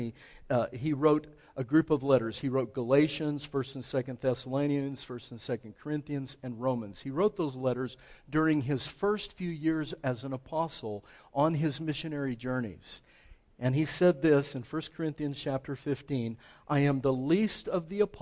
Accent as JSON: {"language": "English", "town": "El Paso", "region": "Texas", "country": "United States", "said": "I'm from El Paso"}